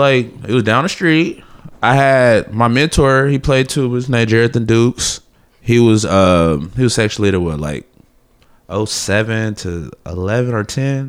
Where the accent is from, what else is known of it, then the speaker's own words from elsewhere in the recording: Little Rock, Arkansas, United States; now in Nashville, United States; So, I'm from Little Rock.